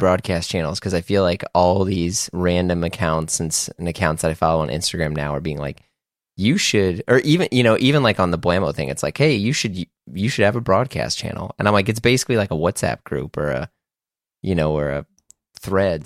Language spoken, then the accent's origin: English; Midwest, United States; growing up in the Midwest